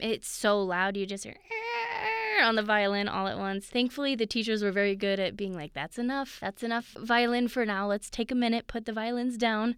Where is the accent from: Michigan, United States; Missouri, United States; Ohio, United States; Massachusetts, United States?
Missouri, United States; now in Colorado, United States; I grew up in Missouri